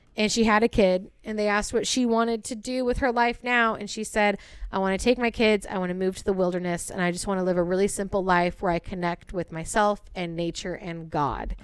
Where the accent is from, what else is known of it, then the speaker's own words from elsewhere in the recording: Bay Area, California, United States; where B and I grew up in the Bay Area